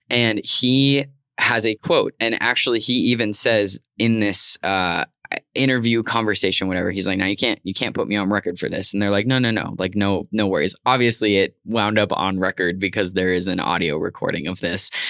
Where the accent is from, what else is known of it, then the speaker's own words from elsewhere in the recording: Arizona, United States; growing up in Arizona in, you know, two hours maybe from the Mexico border